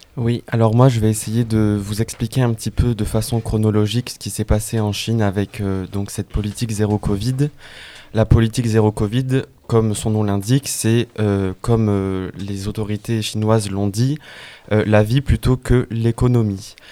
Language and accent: French; France; nous en tant que Français